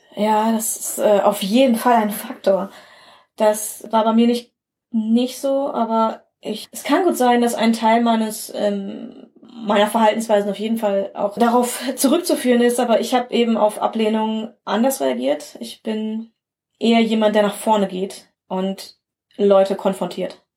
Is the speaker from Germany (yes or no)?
yes; Bielefeld area, North Rhine-Westphalia, Germany; als Kind und Teenager habe ich auch in einer kleinen Stadt hier in einer, im Bielefelder Umland gelebt